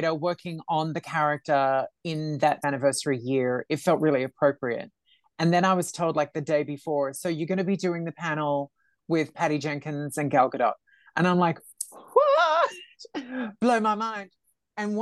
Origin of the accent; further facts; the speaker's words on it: Australia; I'm Australian.